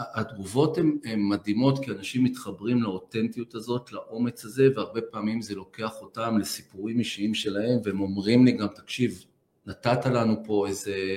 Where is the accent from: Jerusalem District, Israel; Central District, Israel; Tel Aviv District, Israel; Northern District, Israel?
Central District, Israel; Petah Tikva; גדלתי בבית שכל היום דיבר על ערכים ונתינה ועל חוסן ועל חוזק, אף פעם לא דיברו איתי על ציונים. ואני חושב שהשילוב, הערכים, החוסן שקיבלתי באותו בית ישן בפתח תקווה